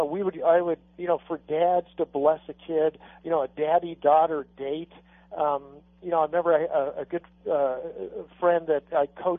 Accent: Arizona, United States; I grew up in Arizona where it was okay to hug your horse, not your kid

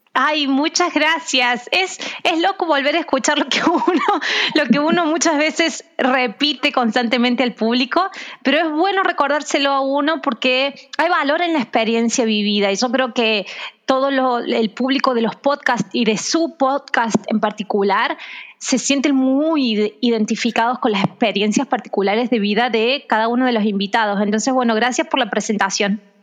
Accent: Argentina; now in Brazil; en Argentina, de donde yo soy

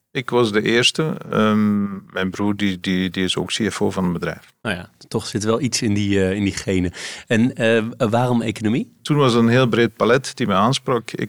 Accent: Ghent, Flanders, Belgium; In Gent. Gent, in de stad.

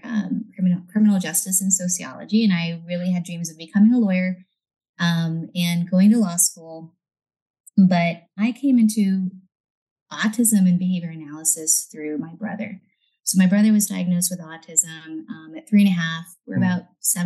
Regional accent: South Texas, United States; also born or lived in Monterrey, Nuevo León, Mexico / Alice, Texas / Corpus Christi, Texas; I really grew up in South Texas the majority of my life

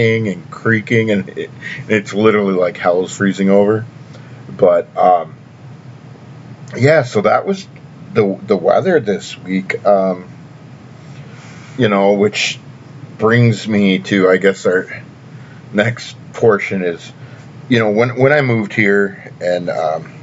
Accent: Tennessee, United States; moved away; also born or lived in Orlando, Florida; growing up in Tennessee, winter really isn't a part of my life

